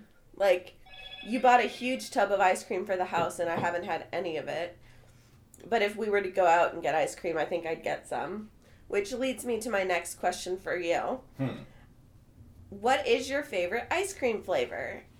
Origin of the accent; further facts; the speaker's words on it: Wichita, Kansas, United States; moved away; also born or lived in Shawnee; my hometown of Wichita